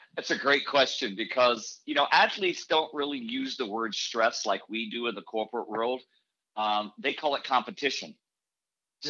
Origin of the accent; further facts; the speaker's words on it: Indianapolis, Indiana, United States; I grew up in Indianapolis by the Motor Speedway